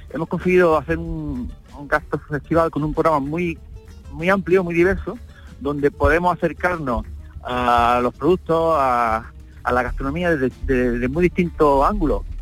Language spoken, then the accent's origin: Spanish; Itrabo, Andalusia, Spain; Mi pueblo pues está en el corazón de la costa tropical, la parte interior, al norte de Almuñécar, entre el río Guadalfeo y el río Verde, a 8 kilómetros de la 7.